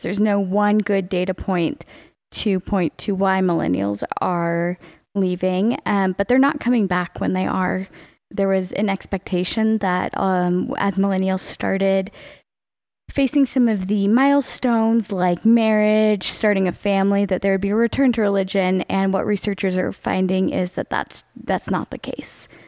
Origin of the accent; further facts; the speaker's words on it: Charlotte, North Carolina, United States; growing up in Charlotte, North Carolina